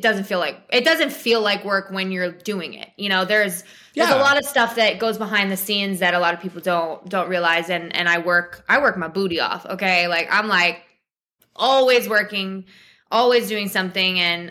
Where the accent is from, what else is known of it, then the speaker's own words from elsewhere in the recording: New Jersey, United States; moved away; I'm from South Jersey. I'm a Jersey girl.